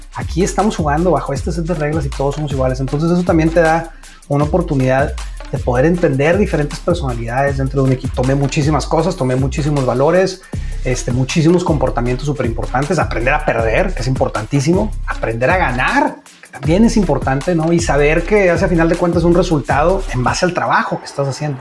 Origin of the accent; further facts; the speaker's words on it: Monterrey, Nuevo León, Mexico; now in United States; from Monterrey, Mexico